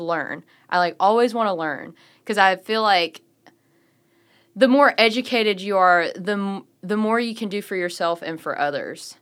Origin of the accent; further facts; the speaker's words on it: Walls, Mississippi, United States; also born or lived in Memphis, Tennessee; So I was born in Memphis, but I grew up in the Delta in Walls, Mississippi.